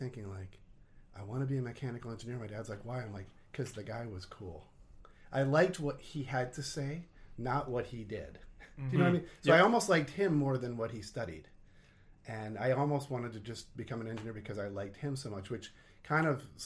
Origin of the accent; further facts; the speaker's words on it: New Jersey, United States; moved away as an adult; also born or lived in Pennsylvania; now in Minnesota, United States; I grew up in New Jersey